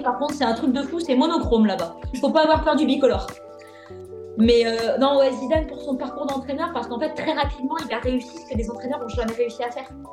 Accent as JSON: {"language": "French", "area": "Lyon region", "region": "Auvergne-Rhône-Alpes", "country": "France", "tie": "born or raised there", "also_born_or_lived": "Brittany", "moved": "as an adult", "said": "je suis sur la région lyonnaise. L'objectif, c'est d'y rester parce que bah, c'est ma région natale"}